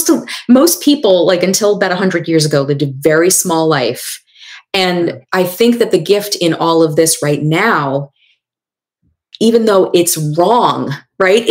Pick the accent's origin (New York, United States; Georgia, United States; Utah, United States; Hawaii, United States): New York, United States; I'm from New York